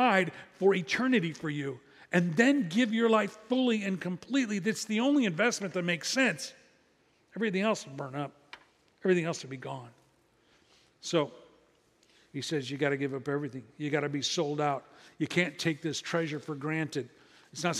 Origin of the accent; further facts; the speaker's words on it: Midwest, United States; I'm from the Midwest